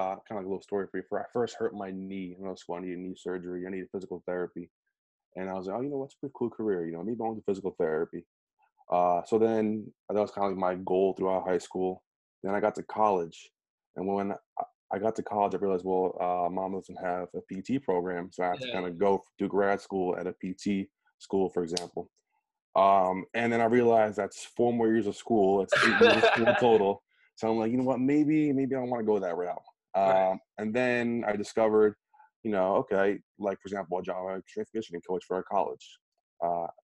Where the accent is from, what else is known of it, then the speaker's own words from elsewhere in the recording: New Jersey, United States; Born and raised in Jersey.